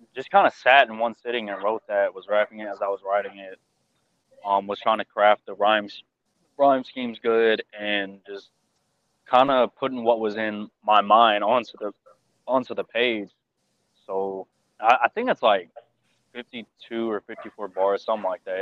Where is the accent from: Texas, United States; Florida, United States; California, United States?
Texas, United States; Houston; accent: southern drawl; I'm from Houston